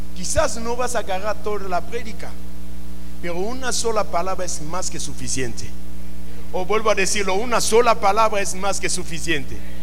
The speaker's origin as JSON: {"language": "Spanish", "country": "Mexico", "tie": "born or raised there", "said": "por qué nacimos en México?"}